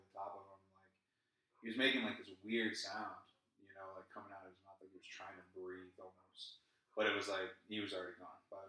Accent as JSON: {"language": "English", "region": "southwest Connecticut", "country": "United States", "tie": "born or raised there", "said": "I was born and raised up in Connecticut"}